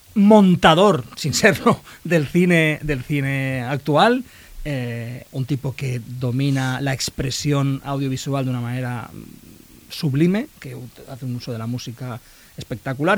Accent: Spain; accent: Spanish from Spain; alguna palabra española, o sea, del español de España

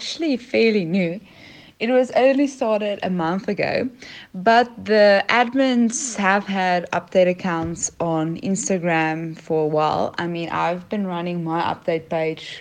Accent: South Africa; I am from South Africa

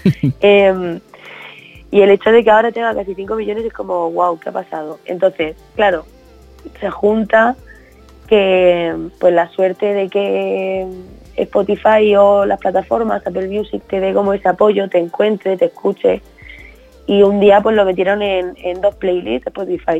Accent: Region of Murcia, Spain; now in Madrid, Spain; reconociendo mi tierra

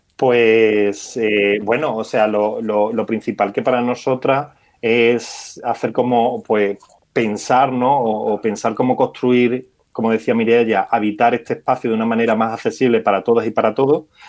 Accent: Alburquerque, Extremadura, Spain; yo soy de la localidad de Alburquerque, al igual que es mi compañera Victoria

